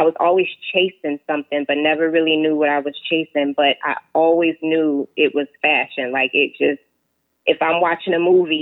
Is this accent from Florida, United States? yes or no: yes; Jacksonville, Florida, United States; also born or lived in Queens, New York; I was born in New York, born in Queens, but raised in Jacksonville, Florida. So I always say I'm a Florida girl.